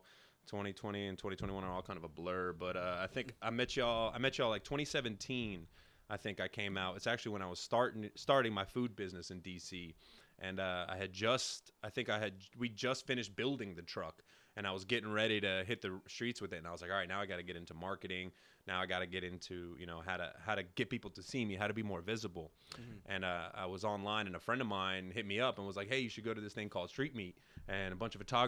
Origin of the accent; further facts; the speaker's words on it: New York City, New York, United States; Originally from Brooklyn.